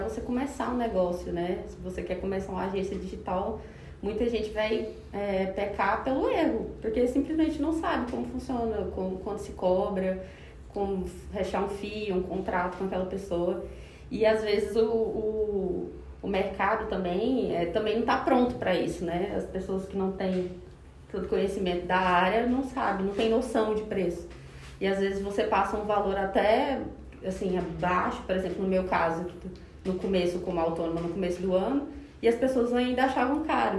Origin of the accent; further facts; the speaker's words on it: Tocantins, Brazil; now in Goiânia, Brazil; Sou tocantinense do pé rachado de nascença, mas goiana de coração. Então, estou há mais de 10 anos em Goiânia